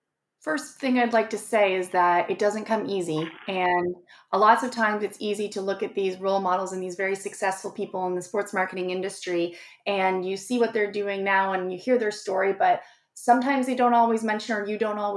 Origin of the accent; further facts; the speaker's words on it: Canada; also born or lived in Ohio / Florida / Virginia; Being Canadian in the US